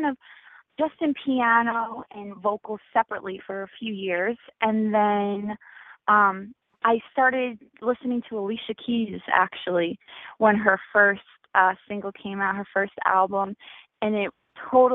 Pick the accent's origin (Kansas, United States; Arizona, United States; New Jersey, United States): New Jersey, United States; moved away; I'm from Jersey originally